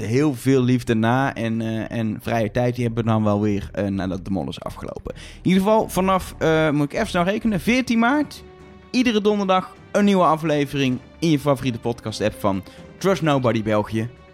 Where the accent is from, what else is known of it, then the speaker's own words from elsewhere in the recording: Netherlands; wij zijn drie Nederlanders die in Nederland al twee seizoenen lang een podcast maken